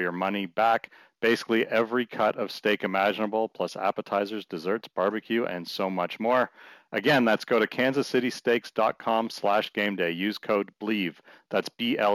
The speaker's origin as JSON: {"language": "English", "country": "Canada", "said": "as a Canadian"}